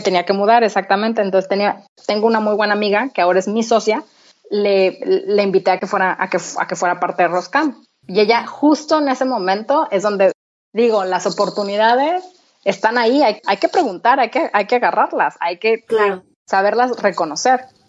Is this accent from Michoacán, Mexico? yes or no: no; Torreón, Coahuila, Mexico; moved away as an adult; also born or lived in United States / Madrid, Spain; now in Copenhagen, Denmark; yo soy de Torreón, entonces yo estudié comunicación en Torreón